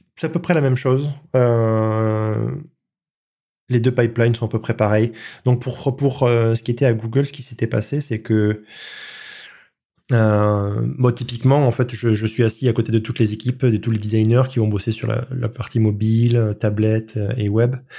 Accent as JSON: {"language": "French", "country": "France", "said": "je suis français"}